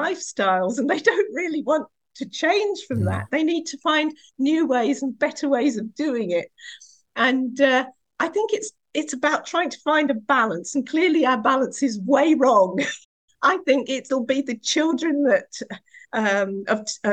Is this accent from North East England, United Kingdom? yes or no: no; Essex, East of England, United Kingdom; I was born in Essex in the 1960s, and I grew up in a farming community.